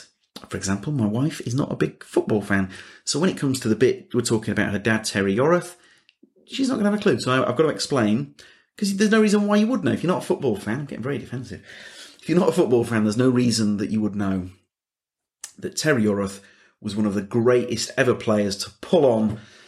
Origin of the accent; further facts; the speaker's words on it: Leeds, Yorkshire and the Humber, United Kingdom; because I'm from Leeds, and so Gabby is part of Leeds royalty, you know.